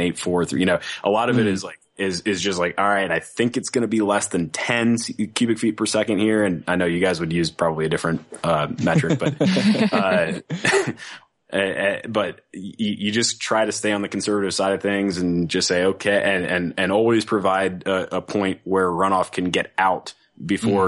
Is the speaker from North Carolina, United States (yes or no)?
yes; North Carolina, United States; also born or lived in Virginia / Washington, D.C.; now in Denver, United States; I'm from North Carolina originally.